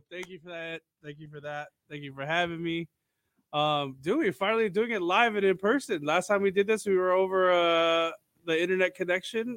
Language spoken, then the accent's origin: English; Los Angeles, California, United States; growing up in Southern California